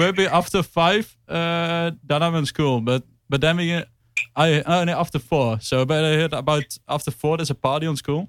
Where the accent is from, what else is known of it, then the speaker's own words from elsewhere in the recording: southern Netherlands, Netherlands; I'm from south of the Netherlands.